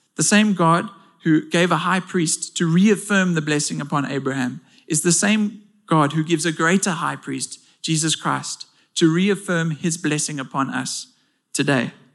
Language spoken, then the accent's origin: English; South Africa